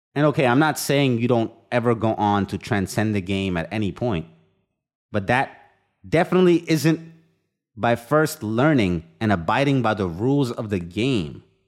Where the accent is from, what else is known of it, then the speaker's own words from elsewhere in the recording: India; moved away; I've experienced the full extended family under one roof, growing up in India